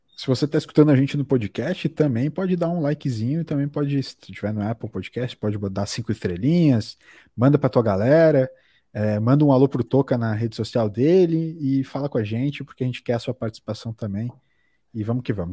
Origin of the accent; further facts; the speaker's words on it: Brazil; como brasileiro